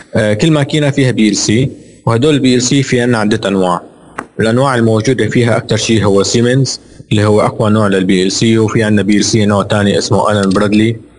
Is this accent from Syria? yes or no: yes; Syria; moved away as an adult; now in Jeddah, Saudi Arabia; ودارس بسوريا، انا من يعني انا سوري ولدان بسوريا